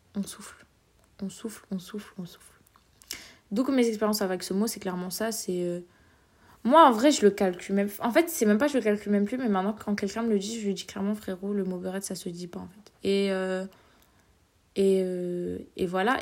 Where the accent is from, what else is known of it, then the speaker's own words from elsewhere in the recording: Vitry-sur-Seine, Île-de-France, France; je viens de Vitry